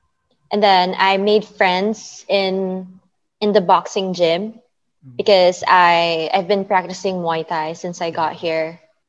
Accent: Philippines; because when they find out I'm a Filipino, they would always tell me like, oh, but your accent doesn't sound Filipino.

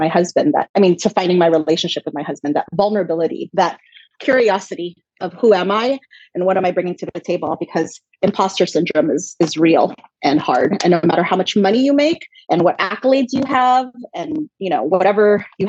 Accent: Los Angeles, California, United States; also born or lived in Philippines; I was born in the Philippines and raised in Los Angeles

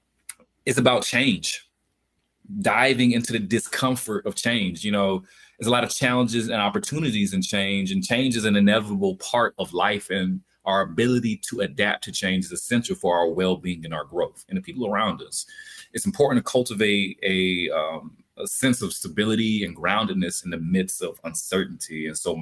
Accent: Albany, Georgia, United States; I'm from Albany, Georgia, deep down south, birthplace of …

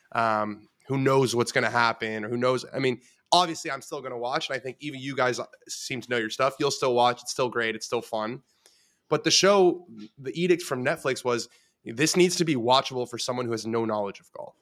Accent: Los Angeles, California, United States; I grew up in Los Angeles, West Los Angeles

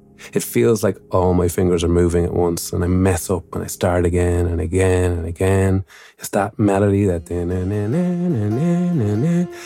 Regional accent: Mullingar, Leinster, Ireland; my hometown of Mullingar

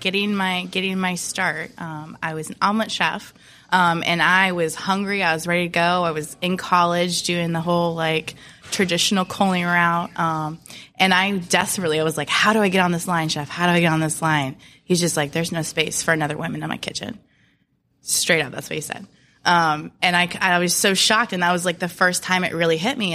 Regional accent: Williamsburg, Virginia, United States; now in Tampa, United States; I'm from Williamsburg, Virginia

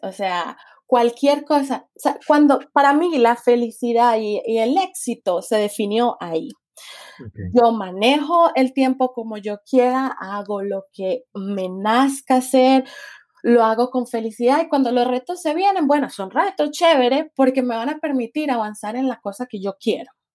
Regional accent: Cali, Valle del Cauca, Colombia; moved away as an adult; also born or lived in Washington / New Zealand; nací en Cali, me crié en Cali y dejé Cali a los 20 años, tengo 25.

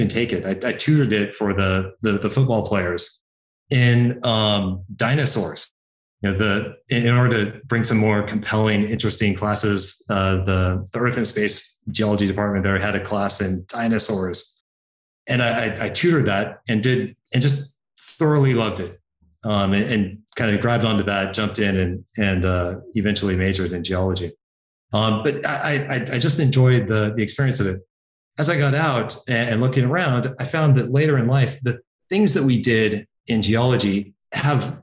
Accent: Healdsburg, California, United States; moved away; I grew up in small town, Northern California

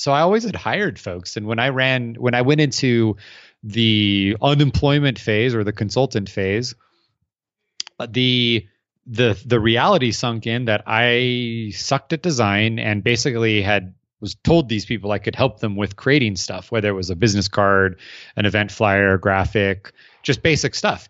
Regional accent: Arizona, United States; I'm from Arizona, so they don't, we don't have stacked together buildings

